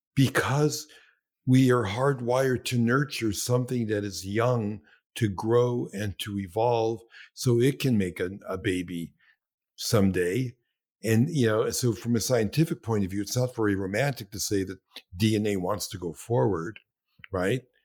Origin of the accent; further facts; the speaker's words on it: New York City, New York, United States; I was born in Brooklyn